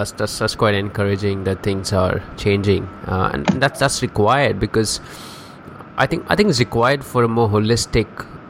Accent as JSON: {"language": "English", "country": "India", "said": "I'm from India as well"}